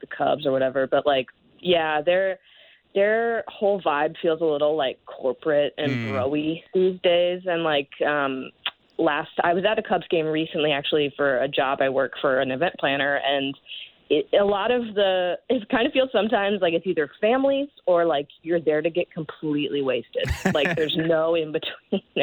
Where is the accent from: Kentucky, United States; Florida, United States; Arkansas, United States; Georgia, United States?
Kentucky, United States; Louisville; moved away as an adult; now in Chicago, United States; I grew up in Louisville, Kentucky, which is a state that has no professional sports.